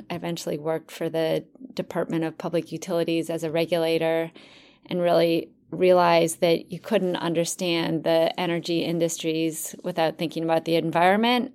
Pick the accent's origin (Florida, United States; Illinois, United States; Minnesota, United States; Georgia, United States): Minnesota, United States; I grew up in Minnesota, um, the land of ten thousand lakes